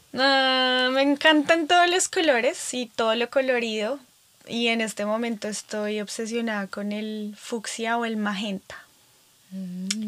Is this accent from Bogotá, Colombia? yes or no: yes; Bogotá, Colombia; now in California, United States; soy de Bogotá, Colombia, donde Estamos a 2.600 metros más cerca de las estrellas